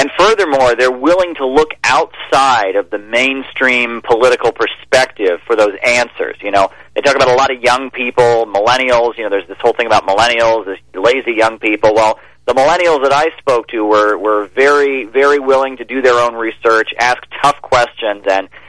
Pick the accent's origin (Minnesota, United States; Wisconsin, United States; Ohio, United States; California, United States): Ohio, United States; Well, I'll say when I went to my home state of Ohio. You know, I'm originally from Ohio. That's where I'm from.